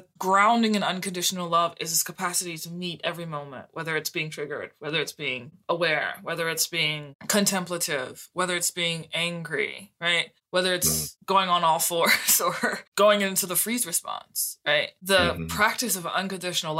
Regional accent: New Orleans, Louisiana, United States; I was born in New Orleans, the birthplace of jazz. And so I was seeped in a musical environment

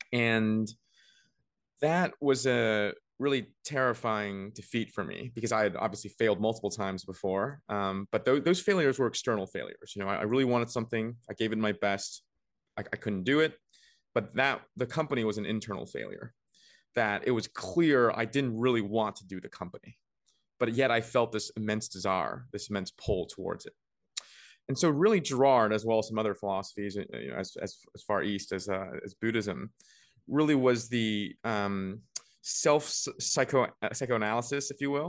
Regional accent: Beijing, China; also born or lived in Vancouver; I was born and raised between Beijing. Well, I was born only in Beijing, but I was raised between Beijing and Vancouver.

